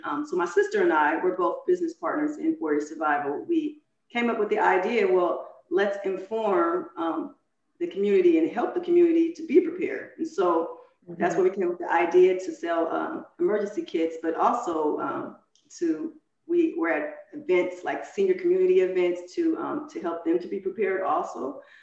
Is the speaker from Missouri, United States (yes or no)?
no; San Francisco Bay Area, California, United States; I grew up in the San Francisco Bay Area